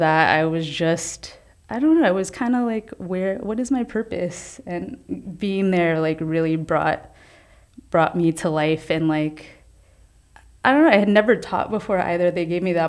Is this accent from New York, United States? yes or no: yes; New York City, New York, United States; I grew up throughout all the city, but Lower East Side is where I call home